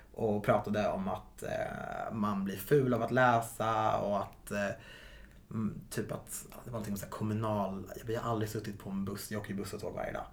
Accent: Viksjö, Stockholm County, Sweden; Viksjö i sig är ju väldigt homogent

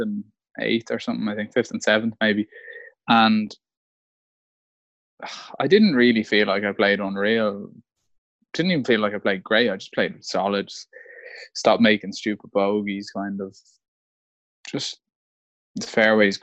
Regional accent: Malahide, Leinster, Ireland; I'm from Malahide

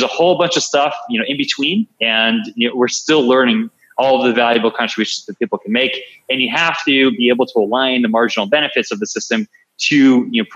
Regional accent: Long Island, New York, United States; I'm a New Yorker, from back in the day where I grew up on Long Island, New York

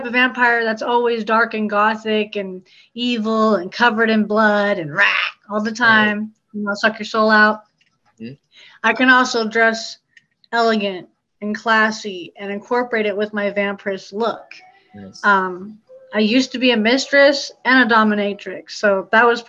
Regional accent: Alaska, United States; moved away; I grew up in Alaska my whole life

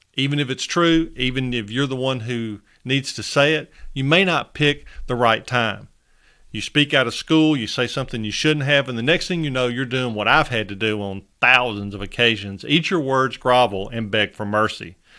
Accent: Northern Alabama, United States; accent: Southern; I was born and raised in Northern Alabama

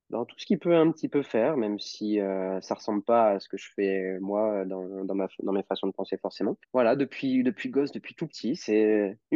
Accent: Lyon, Auvergne-Rhône-Alpes, France; Et moi, j'ai grandi euh, bah, à Lyon.

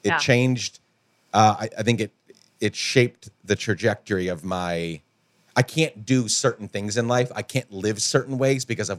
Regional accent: Guatemala; Where in the places where you and I grew up in Guatemala, different sort of environment, different part of the world

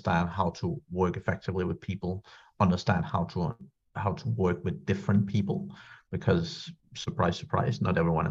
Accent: Denmark; moved away as an adult; also born or lived in Ireland; I'm from Denmark originally. I was born in Denmark and I lived there for the first 18 years

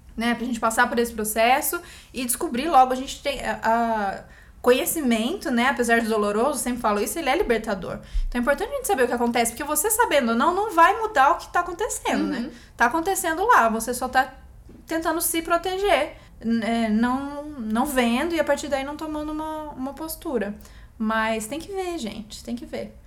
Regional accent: Campinas, São Paulo, Brazil; moved away as an adult; also born or lived in Bauru; now in São Paulo, Brazil; eu nasci em Campinas há 33 anos atrás

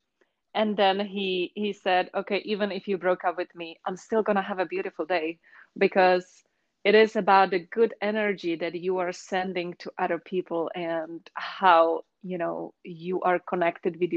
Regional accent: Czechia; accent: Czech; now in San Francisco, United States; I am originally originally from the Czech Republic, but I have been living here over 20 years in San Francisco.

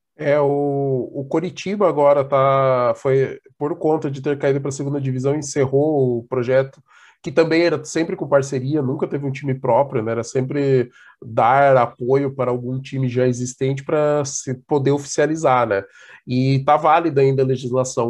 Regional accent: Brazil; como nós brasileiros

